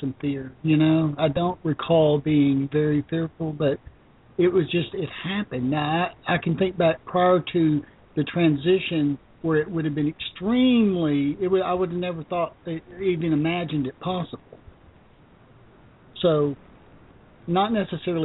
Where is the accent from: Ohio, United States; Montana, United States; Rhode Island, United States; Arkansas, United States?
Arkansas, United States; also born or lived in Memphis, Tennessee; Yeah, I was born in Memphis, but I grew up in Arkansas most of my life.